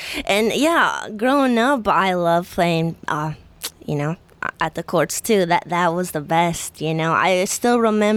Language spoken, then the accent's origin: English; Pittsburgh, Pennsylvania, United States; now in Orlando, United States; I'm from Pittsburgh